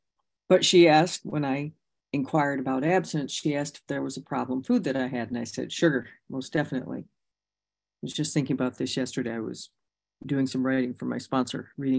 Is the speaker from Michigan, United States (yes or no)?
yes; Michigan, United States; because I came from Michigan. We were largely influenced by the 12-step program of Bob Smith from Ohio.